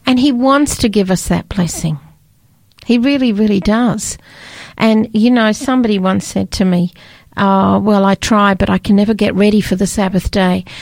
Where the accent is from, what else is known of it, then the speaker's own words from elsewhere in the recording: Scotland, United Kingdom; I was born in Scotland